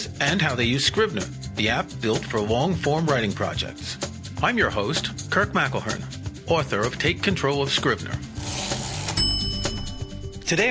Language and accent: English; New York City, New York, United States; NYU, my hometown, New York City